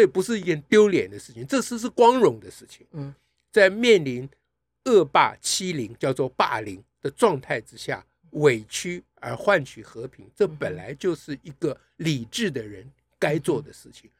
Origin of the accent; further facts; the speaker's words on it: Taiwan; 我们台湾人